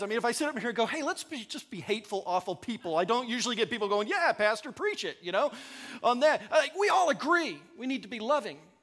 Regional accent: the South, United States; now in Ankeny, United States; I'm from the South

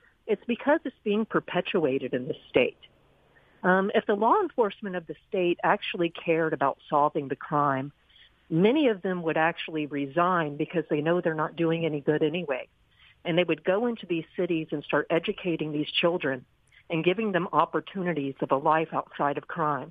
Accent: Nashville, Tennessee, United States; moved away as an adult; also born or lived in Texas; now in Mississippi, United States; I was from Nashville. I was raised in Nashville

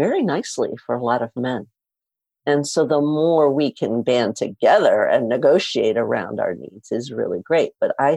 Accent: New York City, New York, United States; I grew up in Spanish Harlem

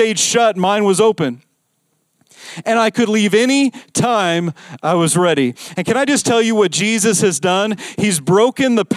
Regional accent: Las Vegas, Nevada, United States; I grew up in Vegas.

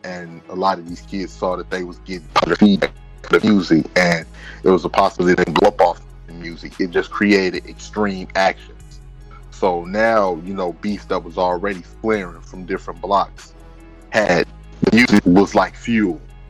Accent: Chicago, Illinois, United States; me being a Chicagoan

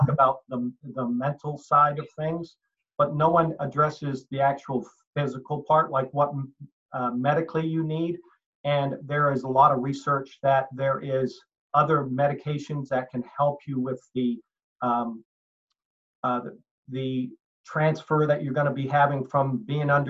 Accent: Halifax, Nova Scotia, Canada; born there; So uh, I uh, originally was born Canadian. I was born in Halifax, Nova Scotia.

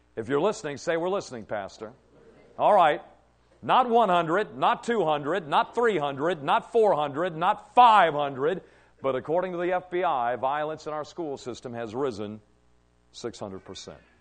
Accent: Cadiz, Kentucky, United States; growing up in Trigg County in Cadiz, Kentucky

